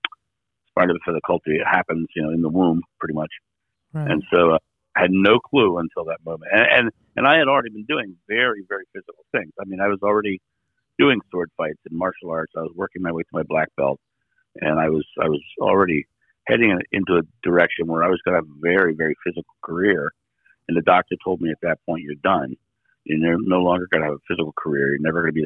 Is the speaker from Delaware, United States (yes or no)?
yes; Rehoboth Beach, Delaware, United States; now in Akron, United States; I live in Akron, Ohio right now. I'm originally from Rehoboth Beach, Delaware.